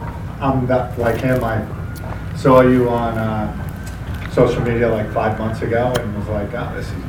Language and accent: English; Garden City, New York, United States; moved away as an adult; now in Palm Beach, United States; I'm originally from Garden City, Long Island. I moved to Palm Beach in 2012